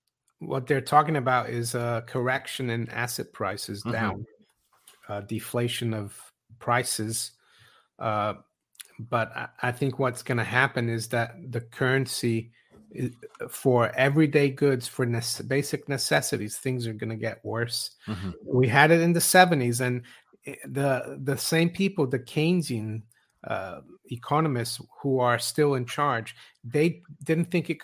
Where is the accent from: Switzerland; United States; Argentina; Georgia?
Switzerland; moved away as an adult; I was surprised when I moved here in my 20s, 30 years ago. I was from Switzerland. In Switzerland, back then it was different.